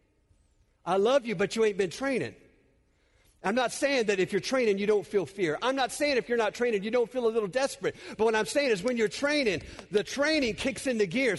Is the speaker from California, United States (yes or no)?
yes; California, United States; I'm native Californian